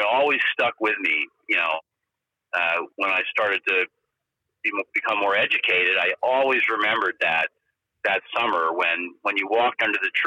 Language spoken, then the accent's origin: English; Mamaroneck, New York, United States; moved away; also born or lived in White Plains, New York / Larchmont, New York / Pacific Northwest; I was born in White Plains, New York, and my folks lived in, when I was a little kid, I was in Larchmont and Mamaroneck, New York. I went to Mamaroneck High School